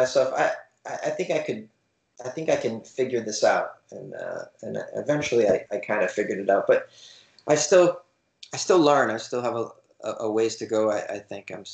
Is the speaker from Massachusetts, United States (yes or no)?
yes; Boston, Massachusetts, United States; moved away as an adult; also born or lived in New York City; now in Los Angeles, United States; I'm an East Coaster. I grew up in Boston, Massachusetts.